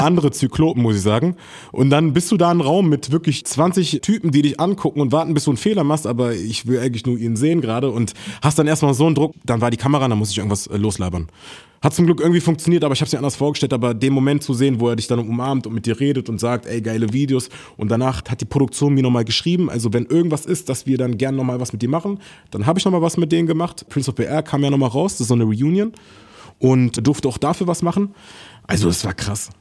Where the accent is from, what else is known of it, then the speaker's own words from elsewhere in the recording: Berlin, Germany; ich bin in Berlin groß geworden